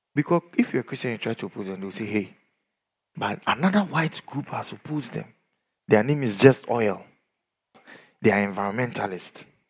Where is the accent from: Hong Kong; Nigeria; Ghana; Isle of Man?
Ghana; we are from Ghana.